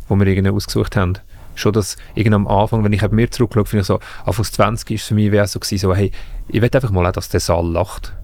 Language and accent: German; Zug, Switzerland; ich komme aus Zug